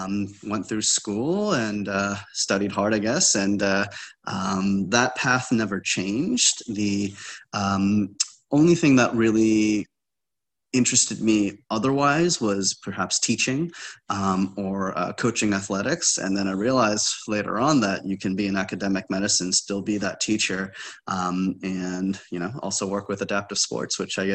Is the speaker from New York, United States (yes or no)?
no; New Jersey, United States; also born or lived in Hong Kong; I was born in Hong Kong. Both my parents were nurses, and they met in nursing school in Hong Kong. I moved to the States, to New Jersey, at 5 or 6 years old